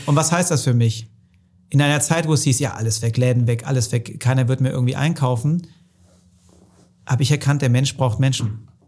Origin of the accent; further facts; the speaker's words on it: Hohenlohe, Baden-Württemberg, Germany; im schönen Hohenlohe muss ich jetzt mal auch die, die Kudos geben für meine Heimat